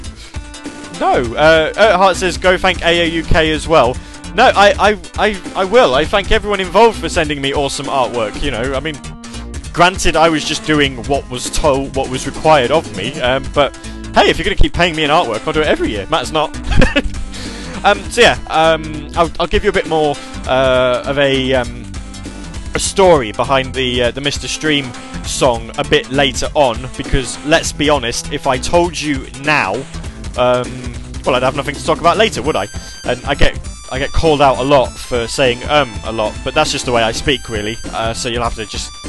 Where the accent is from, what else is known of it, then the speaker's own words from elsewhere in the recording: United Kingdom; Because I'm British. You see, I don't really pronounce my THs awfully well